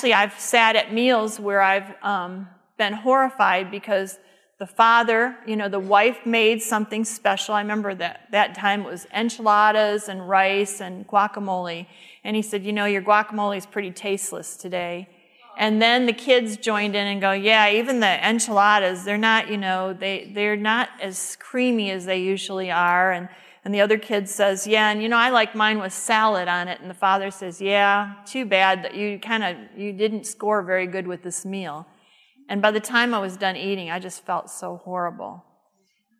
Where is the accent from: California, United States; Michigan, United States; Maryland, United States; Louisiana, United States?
Michigan, United States; Detroit; where I grew up in the Detroit area